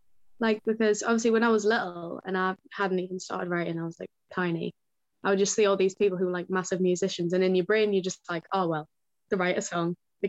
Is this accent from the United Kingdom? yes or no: yes; the Northeast, North East England, United Kingdom; I think it's like, it's a big part of who I am, being from the Northeast.